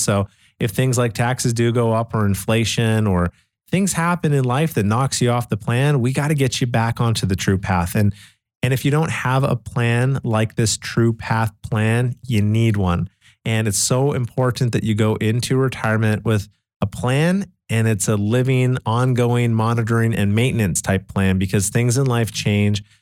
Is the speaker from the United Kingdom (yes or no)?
no; Canada; I grew up in Canada back in nineteen eighty-seven